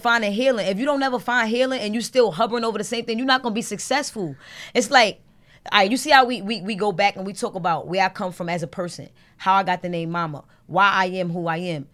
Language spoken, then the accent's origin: English; New York City, New York, United States; also born or lived in Brooklyn / Harlem; I'm from Brooklyn and Harlem and, like, I'm from New York